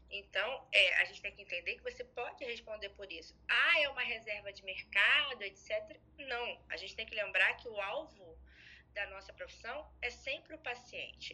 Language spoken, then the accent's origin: Portuguese; Rio de Janeiro, Brazil; eu sou carioca da gema